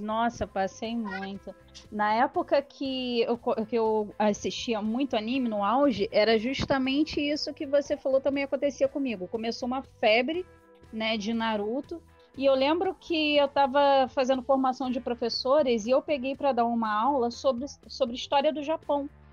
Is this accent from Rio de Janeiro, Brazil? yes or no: yes; Rio de Janeiro, Brazil; eu sou do Rio de Janeiro.